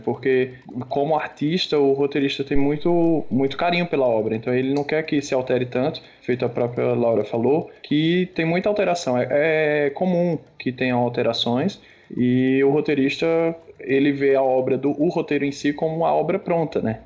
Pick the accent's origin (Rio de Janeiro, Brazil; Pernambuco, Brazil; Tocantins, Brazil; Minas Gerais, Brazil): Pernambuco, Brazil; now in São Paulo, Brazil; Tô em São Paulo, apesar de ser pernambucano